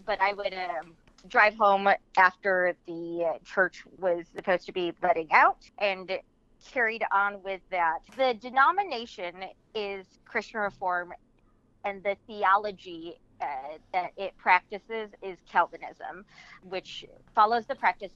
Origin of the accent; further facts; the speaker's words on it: Midwest, United States; I am from the Midwest. I was raised by exceptionally religious people, but they didn't really stand out for the area that I grew up.